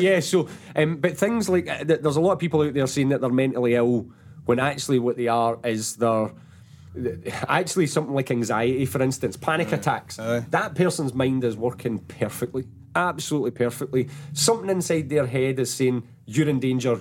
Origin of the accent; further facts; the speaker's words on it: Paisley, Scotland, United Kingdom; I come from Paisley as well